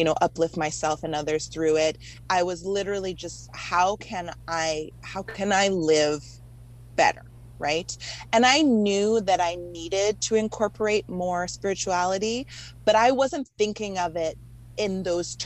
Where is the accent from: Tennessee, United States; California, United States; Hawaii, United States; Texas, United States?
Hawaii, United States; now in Los Angeles, United States; I grew up mostly in Hawaii